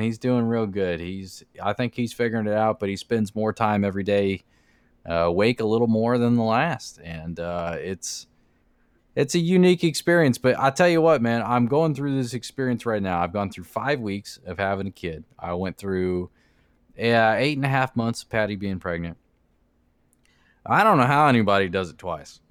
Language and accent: English; Florida, United States; we're from Florida